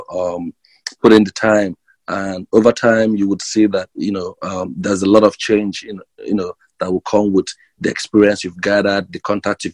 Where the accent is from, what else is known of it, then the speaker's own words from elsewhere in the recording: Nigeria; moved away as an adult; now in United States; I come from Nigeria. Originally, I moved to the United States about 3 years ago